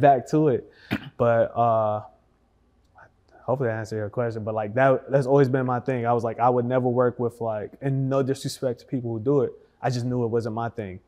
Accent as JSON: {"language": "English", "town": "Detroit", "region": "Michigan", "country": "United States", "moved": "yes", "lives_now": "Dallas, United States", "said": "I'm from Detroit."}